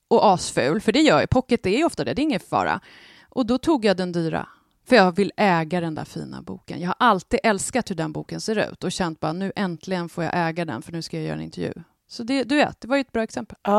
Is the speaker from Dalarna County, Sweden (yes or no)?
no; Värmland, Sweden; accent: Värmlandic; Jag tycker jag pratar klockren värmländska.